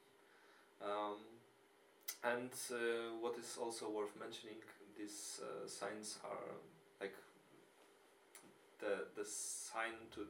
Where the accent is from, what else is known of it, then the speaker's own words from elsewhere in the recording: Częstochowa, Silesian Voivodeship, Poland; now in Wrocław, Poland; where I come from Częstochowa, and now live in Wrocław